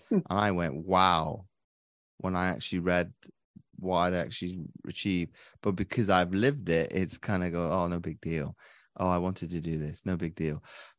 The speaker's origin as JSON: {"language": "English", "country": "Belgium", "tie": "born or raised there", "said": "So I grew up over in Belgium for 19 years of my life. So I've pretty much been immersed to multiculturalism from as early as I can remember."}